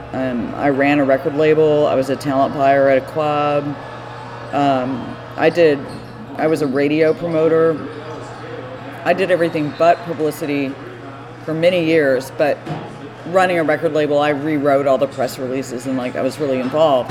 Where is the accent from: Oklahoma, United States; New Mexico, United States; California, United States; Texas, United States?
Texas, United States; Austin; I grew up in Austin, um, surrounded by music